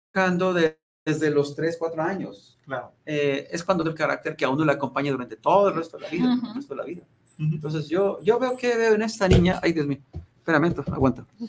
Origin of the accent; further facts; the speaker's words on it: Ruiz, Nayarit, Mexico; now in Guadalajara, Mexico; Yo soy de la tierra de los Coras, yo soy de Ruiz Nayarit